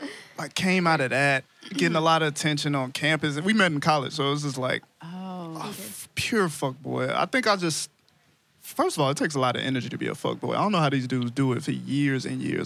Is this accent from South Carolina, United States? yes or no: no; Chicago, Illinois, United States; I'm from born and raised in Chicago.